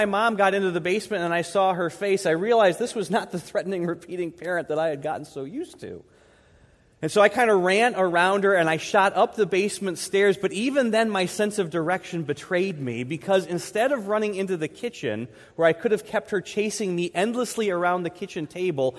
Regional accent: Troy, United States; I grew up here in Troy, actually in the neighborhood right behind the church

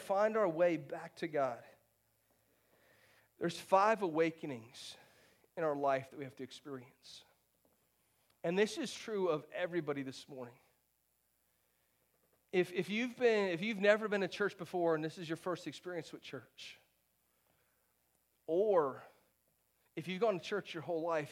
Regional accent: St. Petersburg, Florida, United States; I grew up not far from here. I grew up in St. Pete, about an hour and a half from here

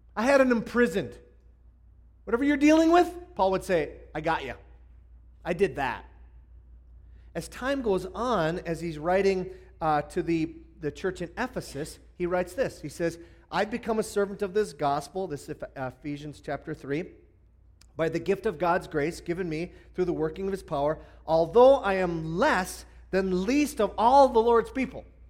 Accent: Hibbing, Minnesota, United States; I grew up in uh, northern Minnesota, and I originally uh, was an Iron Ranger

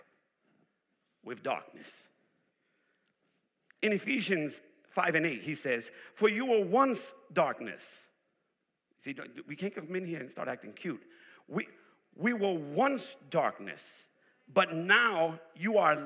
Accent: New York, United States; moved away; I'm originally from New York. I'm a city boy. I come from the place where people don't sleep.

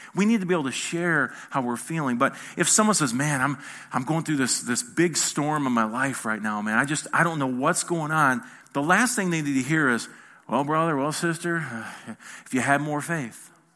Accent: Michigan, United States; I'm not from here, as you can see. I'm from Michigan.

